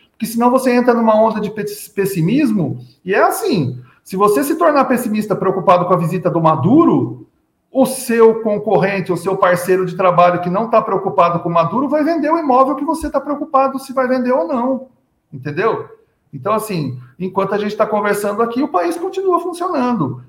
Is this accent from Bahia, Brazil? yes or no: no; São Paulo, Brazil; Eu sou de São Paulo